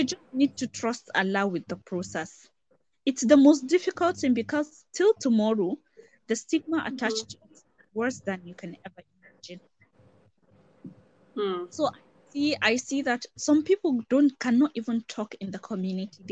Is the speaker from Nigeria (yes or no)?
yes; Northern Nigeria, Nigeria; I come from Northern Nigeria